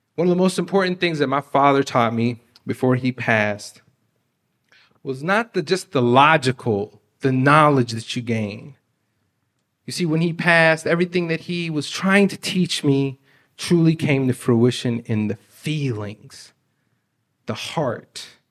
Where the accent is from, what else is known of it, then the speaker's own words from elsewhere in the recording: Beaverton, Oregon, United States; English is a second language; I grew up in Beaverton